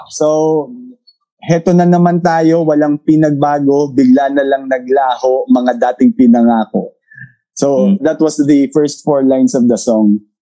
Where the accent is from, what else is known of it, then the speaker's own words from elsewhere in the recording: Tacloban, Eastern Visayas, Philippines; taga Tacloban ako